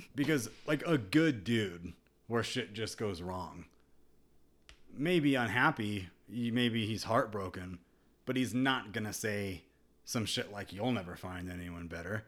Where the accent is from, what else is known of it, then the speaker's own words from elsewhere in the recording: United States; growing up in America